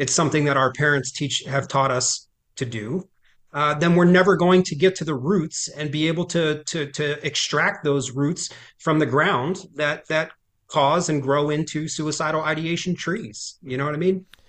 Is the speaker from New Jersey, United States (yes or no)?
yes; Trenton, New Jersey, United States; born and raised in Trent, New Jersey